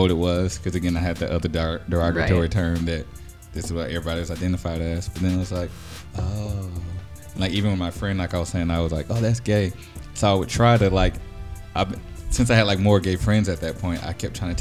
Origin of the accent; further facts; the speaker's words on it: Louisiana, United States; also born or lived in Dallas, Texas; now in Austin, United States; I'm from the South, like Louisiana